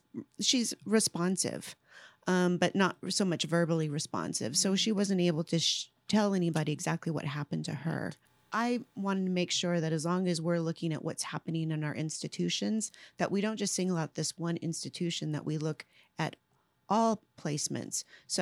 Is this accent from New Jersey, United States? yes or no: no; Ventura, California, United States; moved away; also born or lived in Paso Robles, California; No, I was born and raised in California, Central California. So I was born in Ventura, and now I call home Paso Robles, California, Central California.